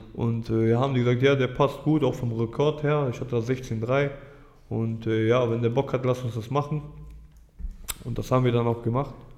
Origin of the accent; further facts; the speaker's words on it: Düsseldorf, North Rhine-Westphalia, Germany; Also ich bin hier aufgewachsen, ich bin Düsseldorfer